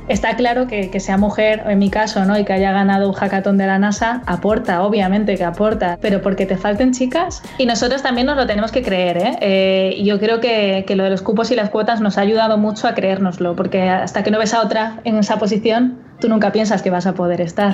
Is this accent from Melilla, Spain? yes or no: yes; Melilla, Spain; yo soy de Melilla